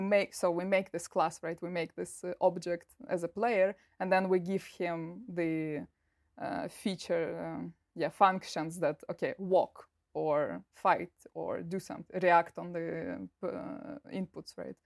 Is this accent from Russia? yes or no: yes; Russia; moved away as an adult; also born or lived in United Kingdom; my bachelor's diploma is from the university in Russia, in my hometown